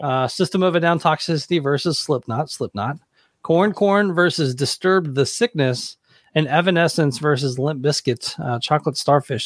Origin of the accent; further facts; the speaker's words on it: Hendersonville, Tennessee, United States; I grew up in Hendersonville, Tennessee, which is right outside of Nashville